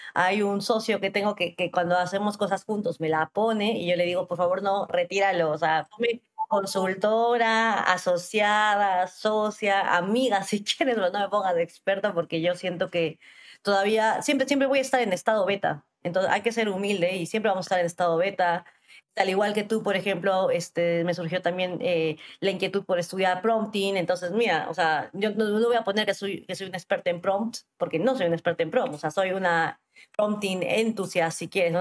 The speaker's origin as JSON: {"language": "Spanish", "region": "Arequipa", "country": "Peru", "also_born_or_lived": "Lima, Peru / New York, United States", "moved": "as an adult", "said": "yo soy de Arequipa, que es una ciudad al sur del Perú"}